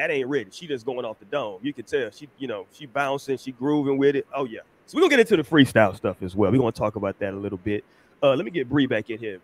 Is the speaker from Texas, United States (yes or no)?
yes; Houston, Texas, United States; growing up in Houston